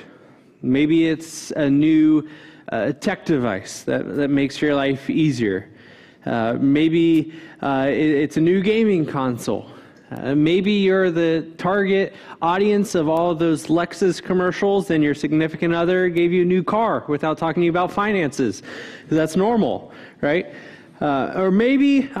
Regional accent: Cincinnati, Ohio, United States; moved away as an adult; growing up in Cincinnati

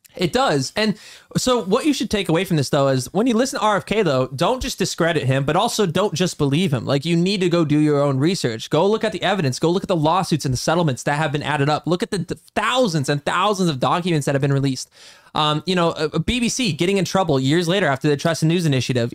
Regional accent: United States; as the American population

